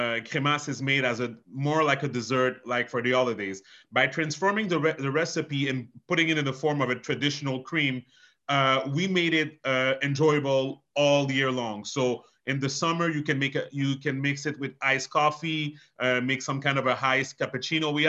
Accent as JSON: {"language": "English", "town": "Montreal", "region": "Quebec", "country": "Canada", "tie": "born or raised there", "first_language": "French", "second_language": "English", "said": "We grew up in Montreal"}